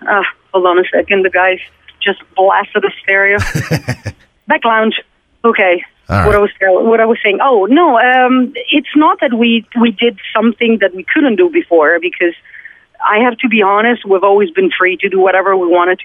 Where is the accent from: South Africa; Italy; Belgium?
Italy; English is a second language; We're coming from Italy. We can have a conversation in English, but obviously we're not mother tongue.